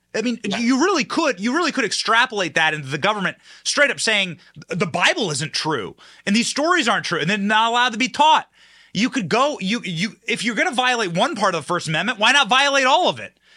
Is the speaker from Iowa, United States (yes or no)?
yes; Iowa, United States; I was raised in Iowa